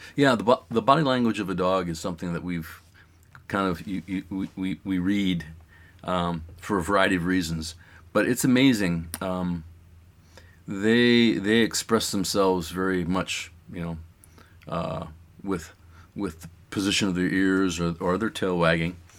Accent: East Coast, United States; moved away as an adult; now in Juneau, United States; I was kind of from the East Coast

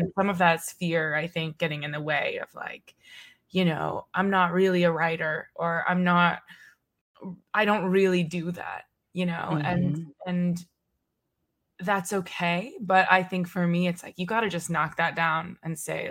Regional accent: Texas, United States; now in Brooklyn, United States; I'm from Texas. I live in Brooklyn

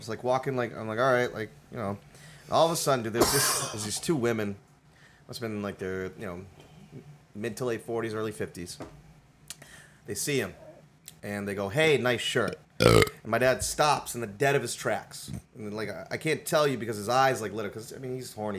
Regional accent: Massachusetts, United States; I'm from Massachusetts

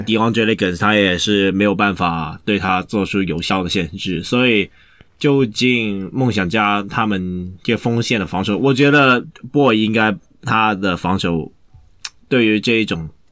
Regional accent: Hong Kong; 那感觉应该也不是我们香港人想玩的东西

